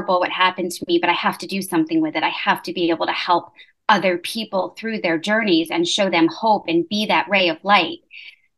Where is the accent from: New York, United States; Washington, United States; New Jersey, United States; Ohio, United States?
New York, United States; moved away as an adult; now in Charlotte, United States; I'm originally born and bred in New York, but living down now in South Charlotte